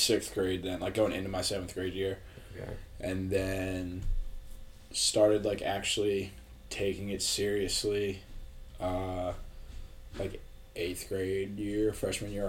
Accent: Wernersville, Pennsylvania, United States; moved away as an adult; now in Frederick, United States; I'm from Warnersville, Pennsylvania, pretty small town, about 20 minutes outside Reading

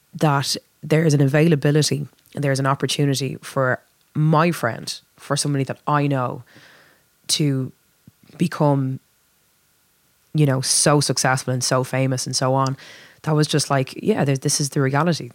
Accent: Dublin, Leinster, Ireland; I was born and raised in Dublin

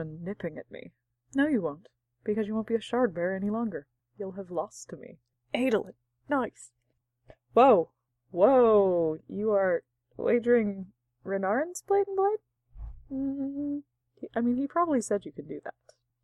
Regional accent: United States; I'm an American who reads books and I have American culture

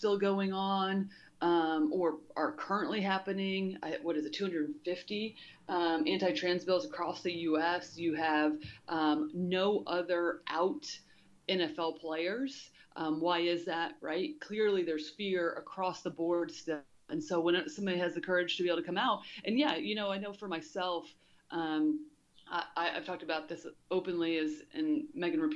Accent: Indiana, United States; growing up in Indiana at a really time in the 80s

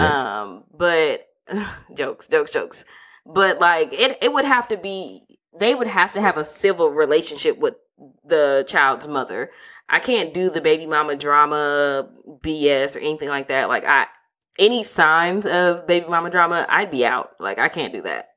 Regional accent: Milwaukee, Wisconsin, United States; I'm from Milwaukee

